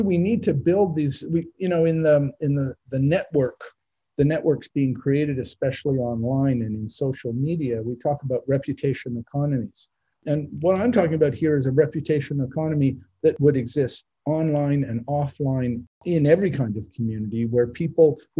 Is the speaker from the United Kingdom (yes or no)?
no; Canada; now in United States; growing up in Canada